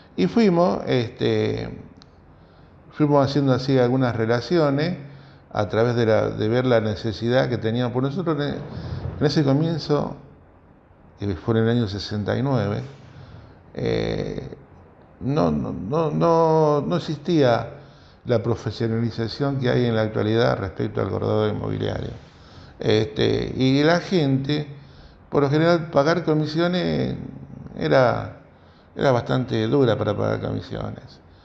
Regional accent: Rosario, Santa Fe, Argentina; Yo soy de Nuevo Alberdi, un barrio

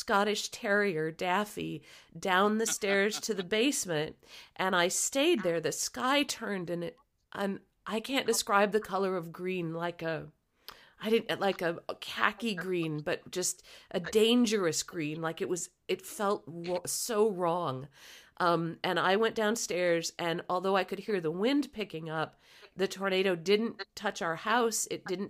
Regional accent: Michigan, United States; I was 15 in 1980, so I knew what to do. And we always, as kids growing up in Michigan

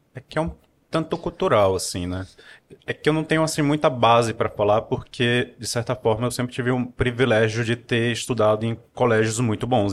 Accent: Piauí, Brazil; moved away as an adult; also born or lived in Teresina, Piauí; now in Campinas, Brazil; sou nascido em Teresina, no Piauí. Passei minha infância no interior do Piauí

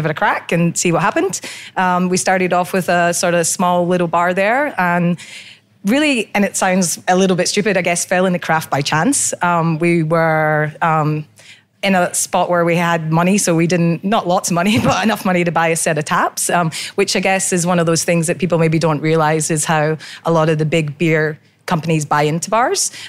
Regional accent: Scotland, United Kingdom; moved away as an adult; also born or lived in Sydney; now in Brisbane, Australia; I'm originally from Scotland, emigrated over here about 18 years ago

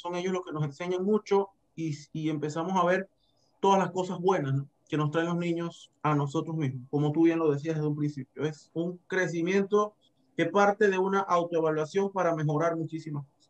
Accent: Herrera, Panama; moved away as an adult; now in Chiriquí, Panama; soy de la provincia de Herrera, tengo 15 años de estar en Chiriquí viviendo.

